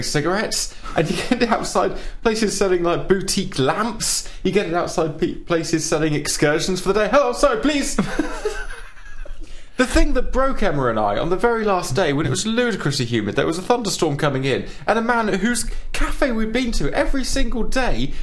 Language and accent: English; England, United Kingdom; we're English